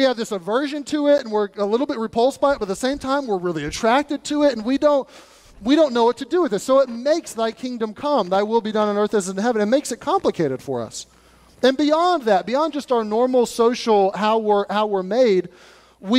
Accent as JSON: {"language": "English", "country": "United States", "said": "We're Americans"}